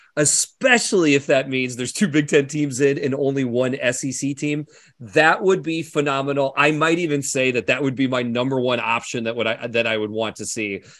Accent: Iowa, United States; I grew up in Iowa.

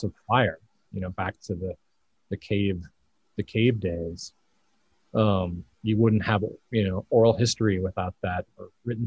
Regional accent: Colorado, United States; as a kid, I grew up in Colorado

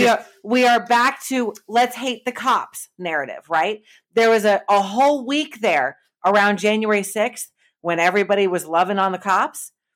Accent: Connecticut, United States; growing up in Connecticut, I should

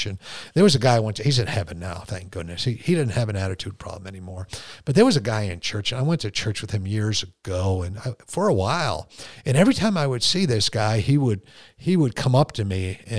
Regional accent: Connecticut, United States; moved away as an adult; also born or lived in Fort Leonard Wood, Missouri / Korea / California; when you're born and raised in Connecticut and you're stationed at Fort Leonard Wood, Missouri, and then you're stationed in Korea

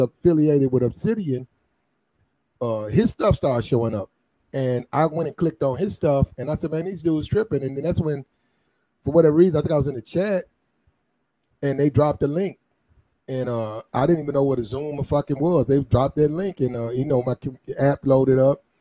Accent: the South, United States; I'm a dude from the South.

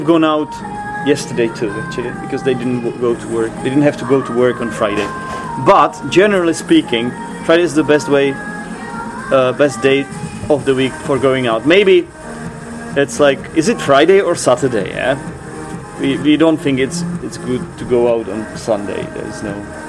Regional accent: Czechia; we are from the Czech Republic

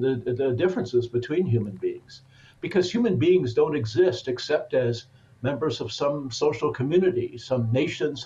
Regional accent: Portland, Oregon, United States; moved away as an adult; also born or lived in Germany; born and raised in Portland, Oregon

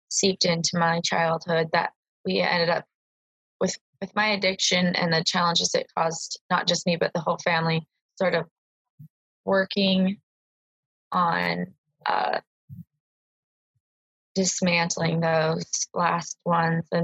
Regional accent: Boise, Idaho, United States; I was born here in Boise, Idaho, and uh, I moved out of the state twice, but primarily just here.

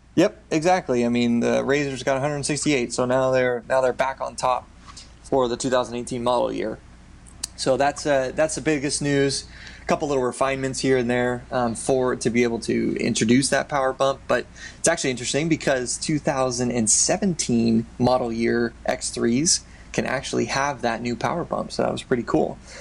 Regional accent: Southern California, United States; we grew up in Southern California

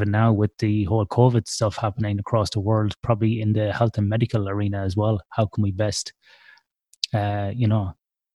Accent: Ireland; I'm Irish

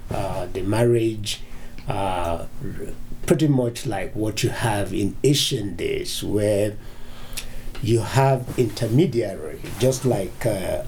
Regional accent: Nigeria; now in United States; Originally, I'm from Nigeria.

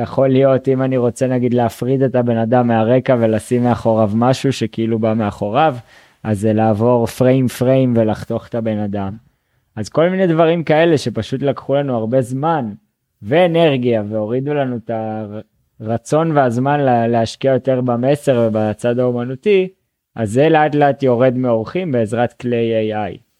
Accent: Northern Israel, Israel; moved away as an adult; now in Colombia; אני במקור מהצפון, מיישוב

